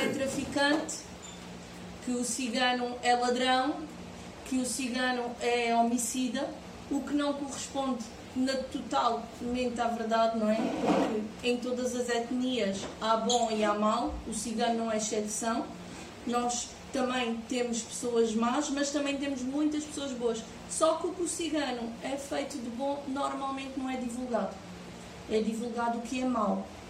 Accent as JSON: {"language": "Portuguese", "country": "Portugal", "said": "eu sou portuguesa e sou cigana"}